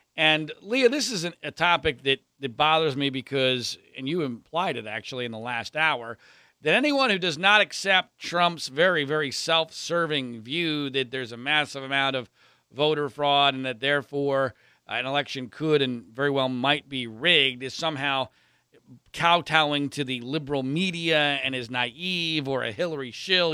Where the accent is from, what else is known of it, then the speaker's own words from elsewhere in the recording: Pennsylvania, United States; I grew up in Pennsylvania